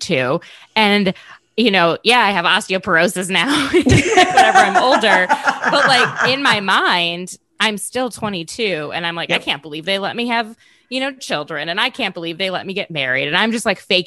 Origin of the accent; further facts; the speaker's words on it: Minnesota, United States; moved away; also born or lived in Bangladesh; I grew up in Minnesota